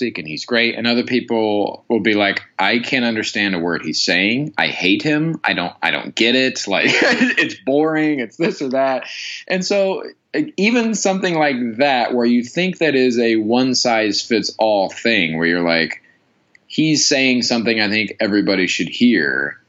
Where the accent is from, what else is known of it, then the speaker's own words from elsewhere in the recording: Midwest, United States; now in Los Angeles, United States; I grew up in the Midwest